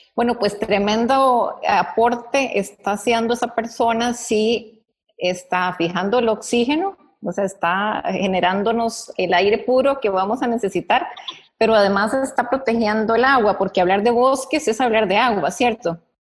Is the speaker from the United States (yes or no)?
no; Costa Rica; como costarricenses